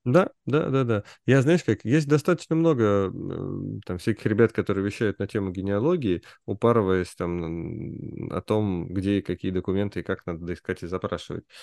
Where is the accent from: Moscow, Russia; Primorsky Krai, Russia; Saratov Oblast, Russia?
Moscow, Russia; мы же все вот типа москвичи